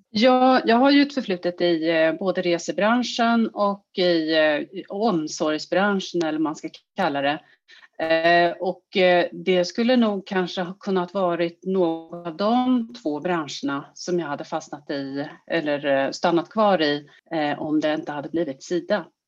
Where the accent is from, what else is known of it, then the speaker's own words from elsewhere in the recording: Sweden; vi svenskar